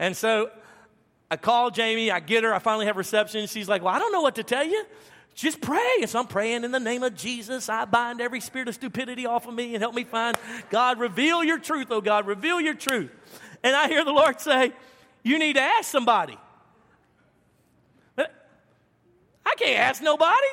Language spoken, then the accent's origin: English; the South, United States; I'm from the South